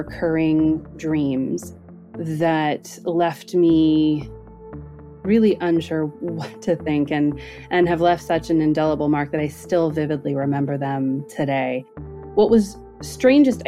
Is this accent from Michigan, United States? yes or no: no; Northern California, United States; So I grew up in Northern California, and our house, which I lived in from birth until I was 7, is located in a little pocket where it was all hippies at the time in the 80s of Marin County